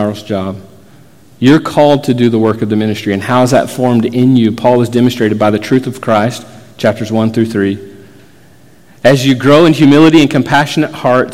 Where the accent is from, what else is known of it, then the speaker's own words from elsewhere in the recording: Florida, United States; I grew up in Florida